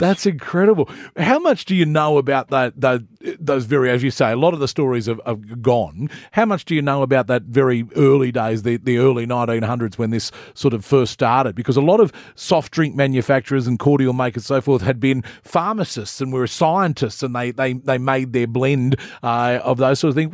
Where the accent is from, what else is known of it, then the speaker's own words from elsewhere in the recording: New South Wales, Australia; moved away as an adult; now in Queensland, Australia; I grew up in, in New South Wales